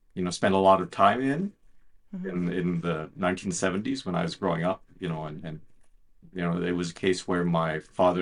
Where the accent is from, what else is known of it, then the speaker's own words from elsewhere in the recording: Ottawa, Ontario, Canada; I've been a full-time journalist for 33 years here at the Ottawa Citizen, my hometown newspaper